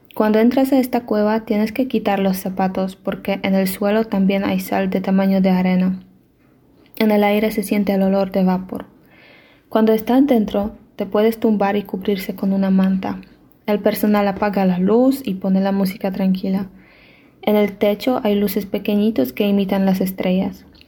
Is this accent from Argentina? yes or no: no; Poland; Spanish is a second language; de Polonia